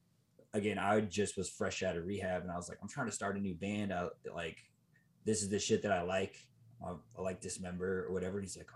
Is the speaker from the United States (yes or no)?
yes; Mesa, Arizona, United States; I'm from Phoenix. Phoenix. I'm from Mesa, actually.